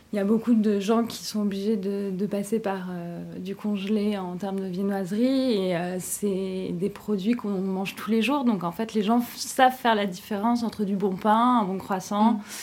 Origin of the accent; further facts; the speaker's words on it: Brittany, France; je suis bretonne